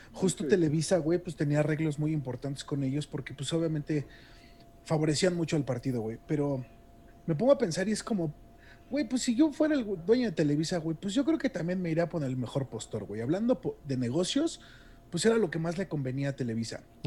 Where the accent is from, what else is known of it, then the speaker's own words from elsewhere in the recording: Mexico; hablando como público mexicano